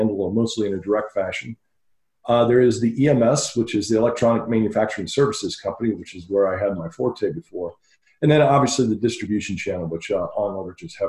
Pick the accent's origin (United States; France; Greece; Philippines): United States; Dayton, Ohio; moved away as an adult; also born or lived in El Paso, Texas / California / Belgium; now in Phoenix, United States; Grew up in Dayton, Ohio until I was about 30 years old